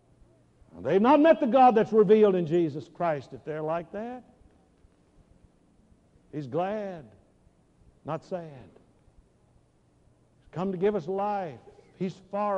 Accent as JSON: {"language": "English", "town": "Dallas", "region": "Texas", "country": "United States", "tie": "born or raised there", "said": "I grew up in Dallas"}